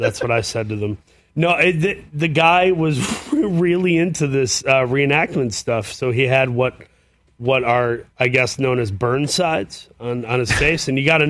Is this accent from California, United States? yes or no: no; Saginaw, Michigan, United States; Originally from Saginaw, Michigan.